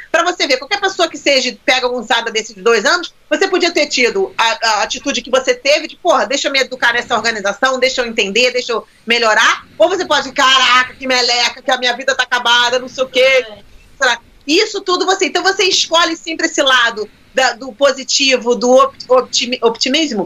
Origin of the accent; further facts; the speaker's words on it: Brazil; moved away; Aprendi na escola no Brasil